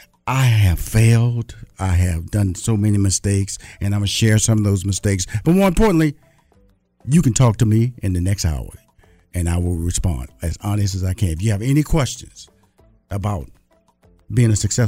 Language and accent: English; Texas, United States